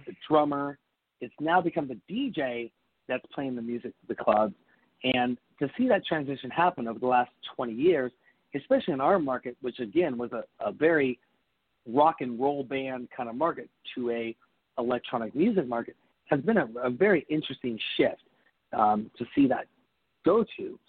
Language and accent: English; Seattle, Washington, United States; growing up in Seattle